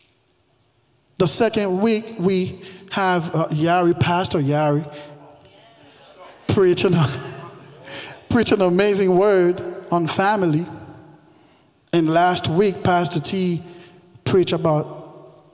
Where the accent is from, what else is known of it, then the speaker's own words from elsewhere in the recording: Haiti; English is a second language; now in United States; I was born and raised in Haiti